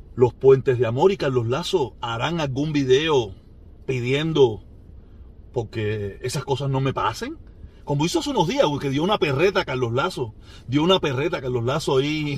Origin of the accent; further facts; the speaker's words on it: Cuba; moved away; yo nací en Cuba, supuestamente